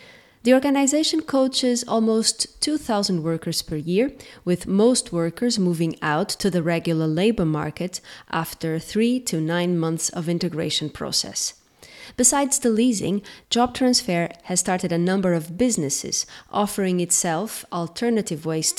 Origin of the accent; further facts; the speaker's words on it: Portugal; So here in Portugal